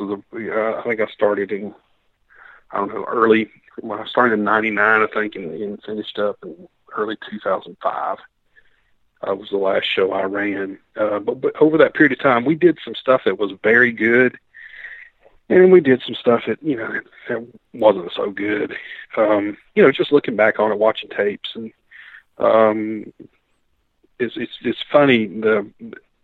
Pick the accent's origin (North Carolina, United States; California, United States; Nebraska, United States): North Carolina, United States; Mount Airy; Grew up, born and raised in Mount Airy, North Carolina